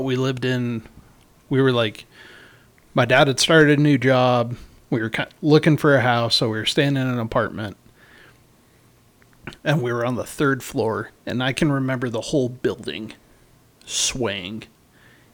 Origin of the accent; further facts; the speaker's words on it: the South, United States; moved away; also born or lived in Meridian, Mississippi; I grew up in the South